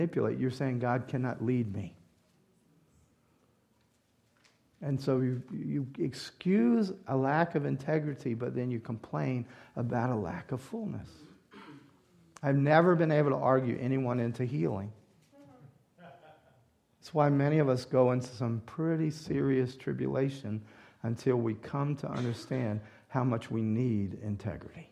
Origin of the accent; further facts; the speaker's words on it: the South, United States; moved away; also born or lived in Louisiana; I grew up in the South